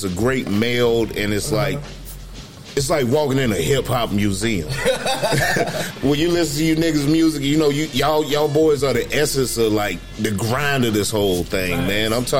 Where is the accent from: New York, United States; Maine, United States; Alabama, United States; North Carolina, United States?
North Carolina, United States; Columbus County; I'm from Columbus County